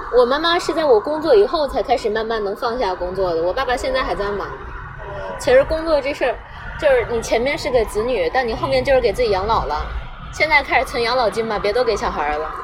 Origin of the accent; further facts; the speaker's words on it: Northeast China, China; now in Shanghai, China; 我是东北的